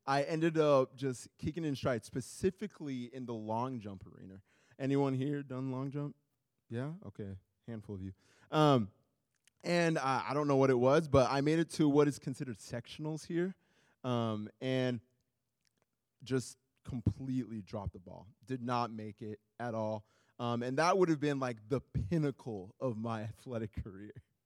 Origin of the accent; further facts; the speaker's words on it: Iowa, United States; also born or lived in Nigeria; now in Minneapolis, United States; I was born in Nigeria, raised in Iowa, and now live in Minneapolis